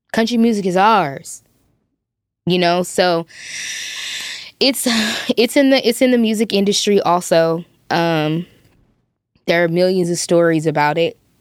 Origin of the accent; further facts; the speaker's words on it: Compton, California, United States; I grew up in Compton, California